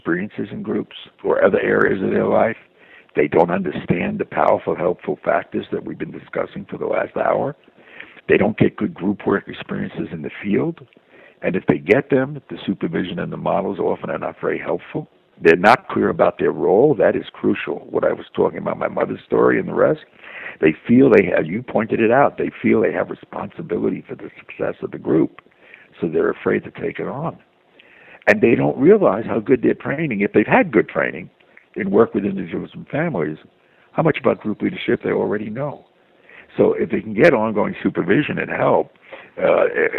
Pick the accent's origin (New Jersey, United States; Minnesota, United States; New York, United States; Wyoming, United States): New York, United States; New York City; me growing up in Brooklyn, which I would call Brooklyn strong culture